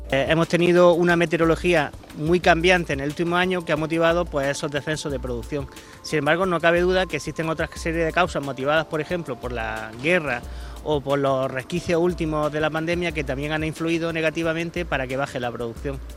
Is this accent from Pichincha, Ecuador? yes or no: no; Ibarra, Imbabura, Ecuador; now in Spain; Soy ecuatoriano de la provincia de Imbabura, Cantón Ibarra, y ah, vivo en el Cortijo de los Pinos, un cortijo de la empresa, y trabajo en el campo.